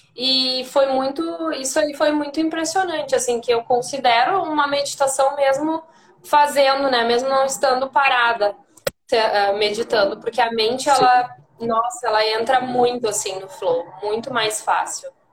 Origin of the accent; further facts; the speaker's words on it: Santana do Livramento, Rio Grande do Sul, Brazil; now in Porto Alegre, Brazil; eu sou de, do interior, né? De Santana do Livramento, mas eu moro em Porto Alegre já faz 15 anos